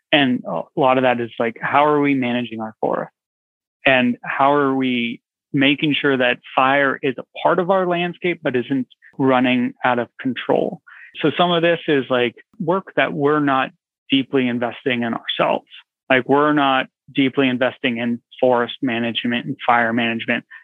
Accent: Santa Cruz, California, United States; I grew up out west. I grew up in California, Santa Cruz, California

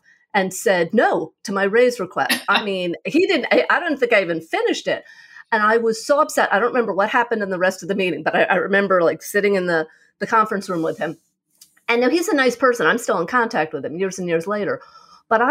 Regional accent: New York, United States; also born or lived in California; now in Arizona, United States; I'm originally from New York. I loved living in New York, grew up there, moved to California for a couple of years

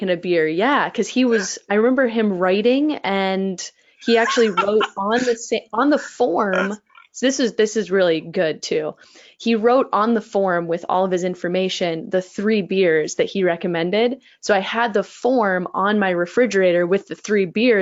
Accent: Florida, United States; now in Minnesota, United States; I'm from Florida

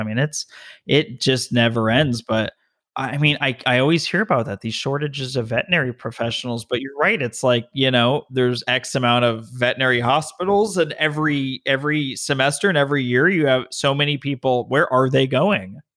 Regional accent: Las Vegas, Nevada, United States; moved away as an adult; also born or lived in Denver, Colorado; now in California, United States; I was born and raised in Vegas, went to U N L V

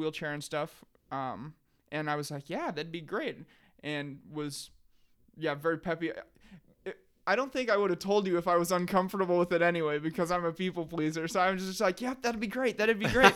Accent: Sheldon, Iowa, United States; I ended up back here in Sheldon, Iowa, my hometown

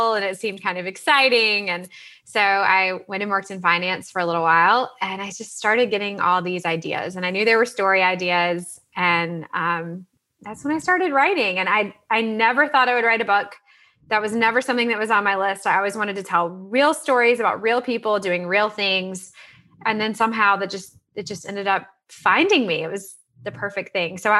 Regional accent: Salisbury, North Carolina, United States; I grew up in Salisbury, North Carolina. I'm sort of a North Carolina girl, born and bred

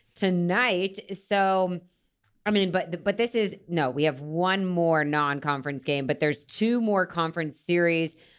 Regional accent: Florida, United States; I'm from Florida

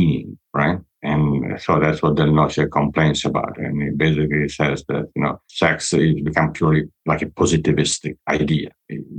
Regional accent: Italy; I'm from Italy

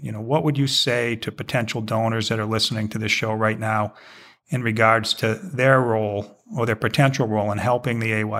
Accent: Arlington, Massachusetts, United States; moved away as an adult; also born or lived in Maine; before I attended the University of Maine, I grew up in Massachusetts and went to high school in Massachusetts. And every single town, just about where I grew up, every town had its own hockey rink. So literally 5 miles away, you know, I grew up in Arlington.

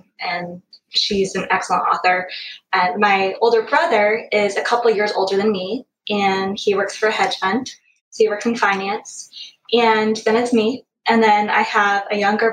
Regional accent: San Diego, California, United States; moved away as an adult; now in Houston, United States; I grew up in San Diego, California

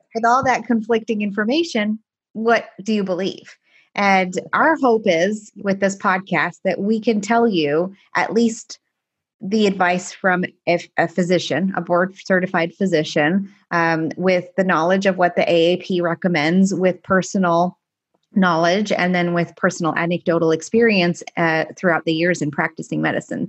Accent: Canada; first language Farsi; English is a second language; moved away as an adult; also born or lived in Paris, France / Iran (ancestry); now in United States; after I was seven, we moved to Canada, and that's where I spent the rest of my life until medical school.

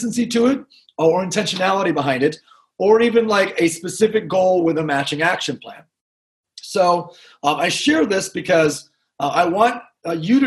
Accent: Grand Rapids, Michigan, United States; I'm actually originally from Grand Rapids, Michigan, where I'm sitting, and just very blue-collar, middle-class upbringing

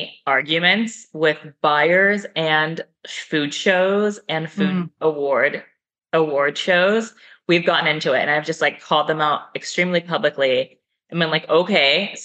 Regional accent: Oakland, California, United States; moved away as an adult; also born or lived in Austin, Texas / Calabria, Italy; now in Italy; I'm from there. I'm from Oakland.

